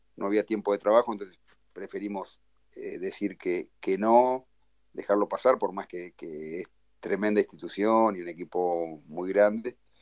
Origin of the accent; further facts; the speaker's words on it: Uruguay; moved away as an adult; also born or lived in Brazil; now in Porto Alegre, Brazil; el estar cerca de Uruguay eh, está bien, me, ayuda mucho a nivel familiar